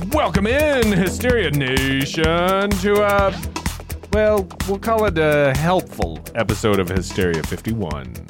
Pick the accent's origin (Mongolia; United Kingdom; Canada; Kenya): United Kingdom; moved away; I was raised in Britain